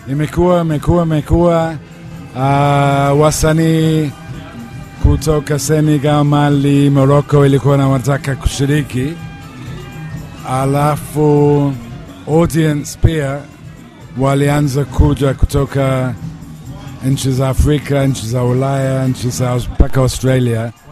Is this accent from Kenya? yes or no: no; United Kingdom; moved away as an adult; now in Zanzibar, Tanzania; mimi nimezaliwa Uingereza alafu nimekuja Zanzibar mwaka 98